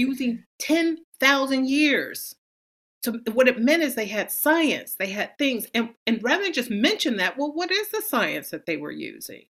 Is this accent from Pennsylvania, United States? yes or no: no; San Francisco, California, United States; I grew up in San Francisco